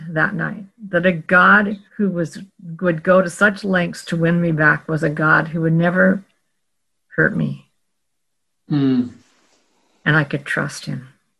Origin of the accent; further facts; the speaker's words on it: Oregon, United States; Well, I grew up in Oregon, when in the heartbed of legalism of the 1960s.